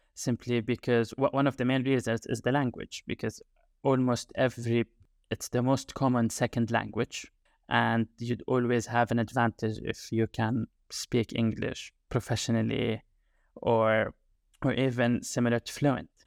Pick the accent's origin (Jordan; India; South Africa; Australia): Jordan; English is a second language; moved away as an adult; now in United Kingdom; I am originally from Jordan, and I've been in the U K for the past nine years, more or less